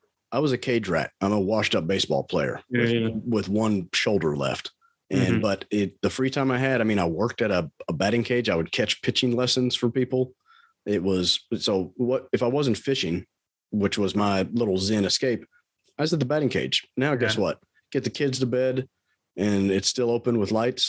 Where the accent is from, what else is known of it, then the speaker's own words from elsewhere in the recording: Bowling Green, Kentucky, United States; I grew up down in Bowling Green where you went to Western